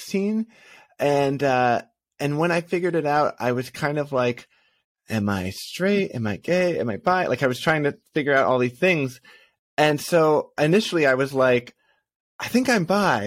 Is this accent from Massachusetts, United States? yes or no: yes; Massachusetts, United States; moved away as an adult; also born or lived in New York; now in Los Angeles, United States; I was born in New York, but we moved pretty quickly to Massachusetts, and I grew up most of my life there.